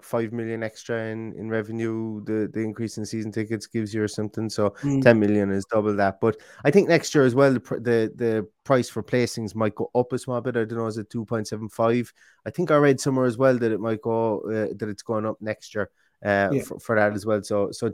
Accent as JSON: {"language": "English", "town": "Limerick", "region": "Munster", "country": "Ireland", "moved": "yes", "lives_now": "Galway, Ireland", "said": "I'm from Limerick"}